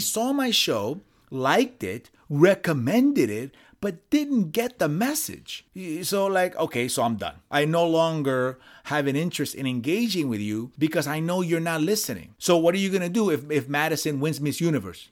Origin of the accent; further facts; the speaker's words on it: Puerto Rico; moved away; I was born in Puerto Rico. I spent years living in Puerto Rico